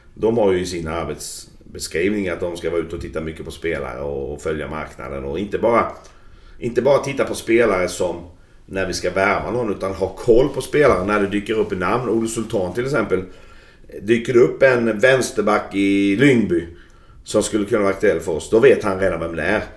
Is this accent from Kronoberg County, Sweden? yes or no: yes; Växjö, Kronoberg County, Sweden; moved away; jag växte upp i Växjö